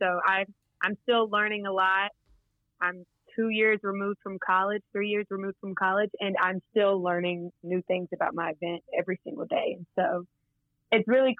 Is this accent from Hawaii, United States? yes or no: no; Wichita Falls, Texas, United States; moved away as an adult; also born or lived in Arkansas; I grew up in Wichita Falls, Texas